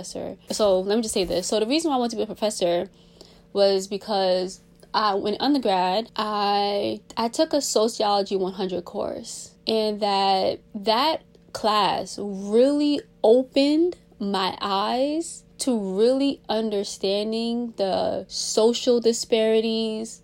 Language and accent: English; New York City, New York, United States; also born or lived in Washington, D.C.; I'm from Brooklyn, New York. I was raised in New York City, raised practically my whole life since an infant in Brooklyn.